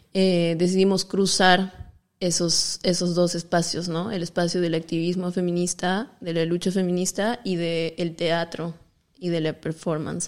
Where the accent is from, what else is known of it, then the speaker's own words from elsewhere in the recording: the jungle of Cusco, Peru; soy de el Perú, de la selva del Cusco, en el Perú